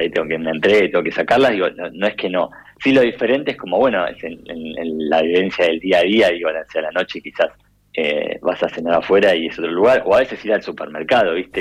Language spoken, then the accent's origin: Spanish; Necochea, Buenos Aires Province, Argentina; moved away; yo soy de Necochea